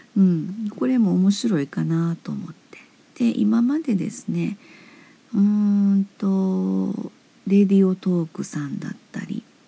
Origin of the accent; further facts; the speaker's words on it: Osaka, Japan; now in Hyogo, Japan; 私は大阪生まれ大阪育ち現在兵庫県に住んでいます